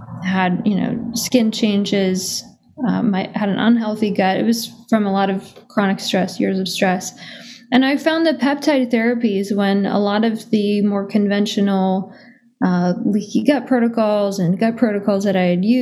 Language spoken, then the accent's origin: English; Minnesota, United States; I grew up in the Midwest on a standard American diet